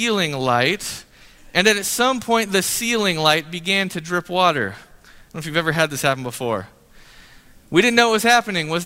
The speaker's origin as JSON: {"language": "English", "town": "Grand Rapids", "region": "Michigan", "country": "United States", "tie": "born or raised there", "said": "I was born in Grand Rapids area in Michigan. And the house that I grew up in was like an 80-year-old house"}